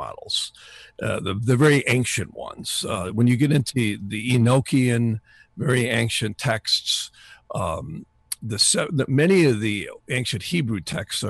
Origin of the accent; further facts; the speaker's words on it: North Woods, Wisconsin, United States; I grew up in the North Woods in Wisconsin.